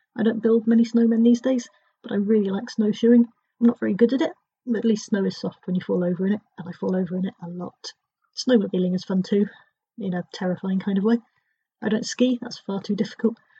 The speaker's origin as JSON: {"language": "English", "area": "Dorset", "region": "South West England", "country": "United Kingdom", "tie": "born or raised there", "said": "when I was growing up in Dorset"}